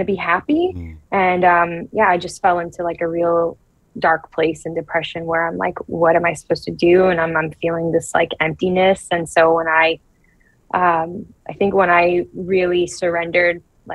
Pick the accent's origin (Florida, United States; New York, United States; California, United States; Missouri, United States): Florida, United States; South; also born or lived in Brazil; I grew up in Brazil. Well, I was born in Brazil, and then I grew up in South Florida